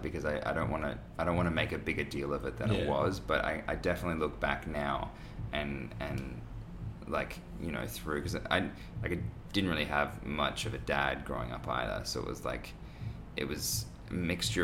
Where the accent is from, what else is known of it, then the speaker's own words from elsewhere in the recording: Australia; as an Australian male